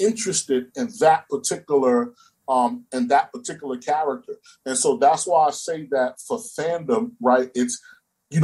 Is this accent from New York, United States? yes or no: yes; New York City, New York, United States; moved away as an adult; now in United Arab Emirates; I'm African-American or I'm from Brooklyn, New York